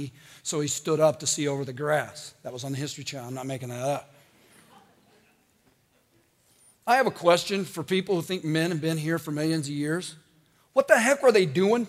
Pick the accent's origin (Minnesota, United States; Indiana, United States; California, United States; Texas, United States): Indiana, United States; I'm from Indiana.